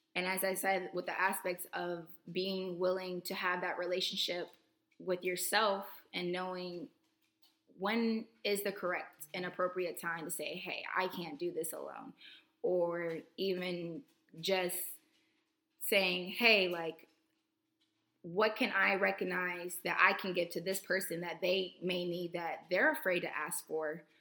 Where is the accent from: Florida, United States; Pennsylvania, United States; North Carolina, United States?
Florida, United States; Tallahassee; moved away as an adult; I'm coming to you with a second episode here from my hometown in um, Tallahassee, Florida. I'm back home for Thanksgiving break.